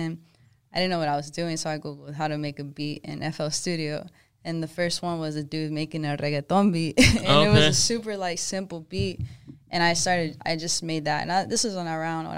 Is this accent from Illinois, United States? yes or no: no; Georgetown, Texas, United States; moved away as an adult; also born or lived in Austin; now in Dallas, United States; I'm originally from Georgetown, which is like a small town